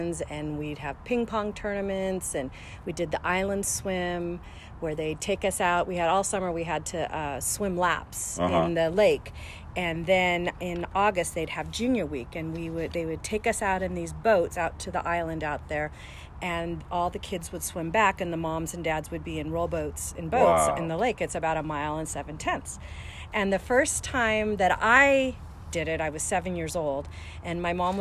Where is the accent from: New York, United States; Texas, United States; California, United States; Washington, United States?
Washington, United States; Tacoma; also born or lived in Seattle; I grew up in the house that I live on Forest Glen Lane. I moved here when I was about 7 years old, and we moved down from Seattle